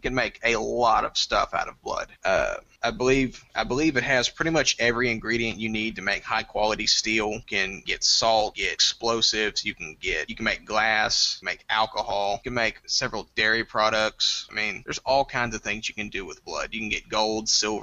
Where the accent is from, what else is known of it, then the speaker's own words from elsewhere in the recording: Nacogdoches, Texas, United States; I'm from Nacogdoches, Texas